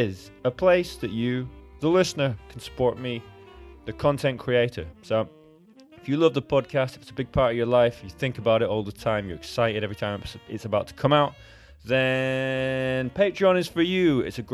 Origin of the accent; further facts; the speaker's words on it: Edinburgh, Scotland, United Kingdom; I am sort of from Scotland. I grew up in Edinburgh and I'm half Scottish.